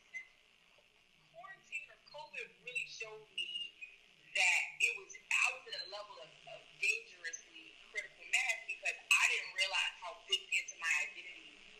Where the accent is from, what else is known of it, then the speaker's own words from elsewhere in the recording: Washington, District of Columbia, United States; So I grew up in Congress Park with both my parents.